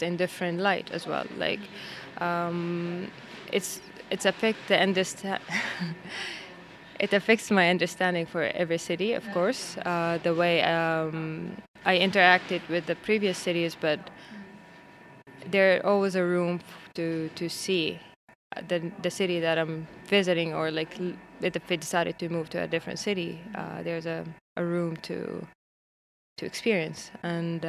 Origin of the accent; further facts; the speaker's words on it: Saudi Arabia; moved away as an adult; also born or lived in Jeddah, Saudi Arabia / Istanbul, Turkey / Kuala Lumpur, Malaysia; now in Stockholm, Sweden; I grew up in Saudi Arabia.